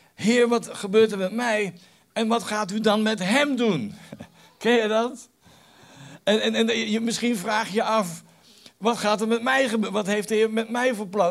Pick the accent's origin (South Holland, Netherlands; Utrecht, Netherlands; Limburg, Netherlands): South Holland, Netherlands; The Hague; Ik kom uit Den Haag